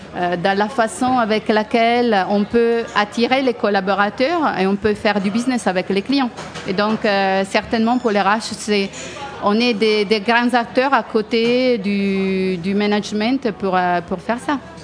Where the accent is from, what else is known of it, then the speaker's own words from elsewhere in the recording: Italy; moved away as an adult; now in France; je suis une Italienne qui travaille